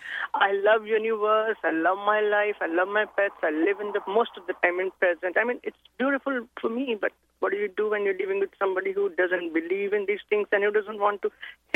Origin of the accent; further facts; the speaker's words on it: India; now in United States; I'm from India here in US, and I'm married to a guy and I live here.